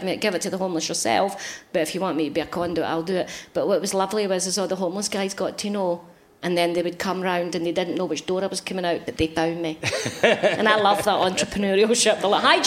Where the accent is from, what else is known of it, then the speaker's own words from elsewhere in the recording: Glasgow, Scotland, United Kingdom; I'm Glaswegian